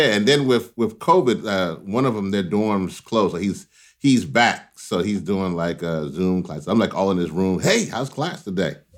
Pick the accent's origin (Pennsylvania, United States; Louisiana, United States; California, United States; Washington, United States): Louisiana, United States; I was born in Louisiana